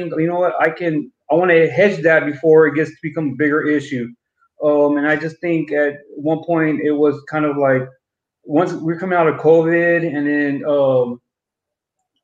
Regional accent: San Antonio, Texas, United States; born and raised in San Antonio

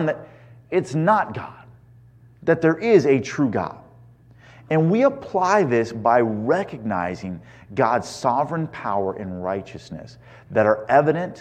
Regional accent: Indiana, United States; now in California, United States; growing up in Indiana

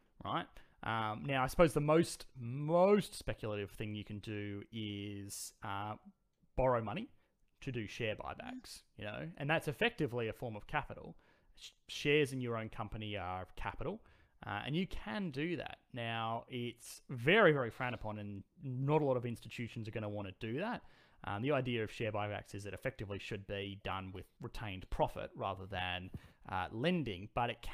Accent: Australia

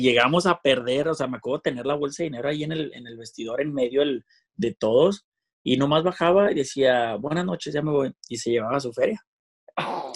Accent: Mexico; así somos los mexicanos

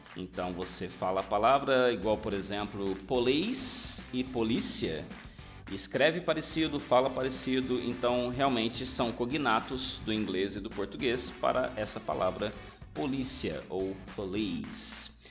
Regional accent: Brazil

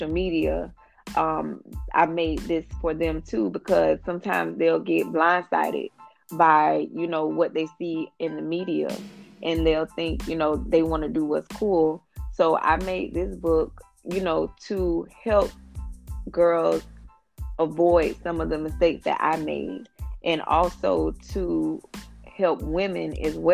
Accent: Jacksonville, Florida, United States; I'm from Jacksonville, Florida

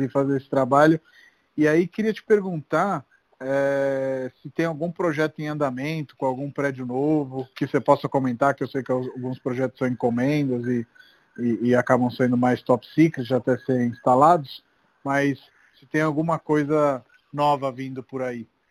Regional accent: Rome, Lazio, Italy; now in São Paulo, Brazil; Eu sou de Roma

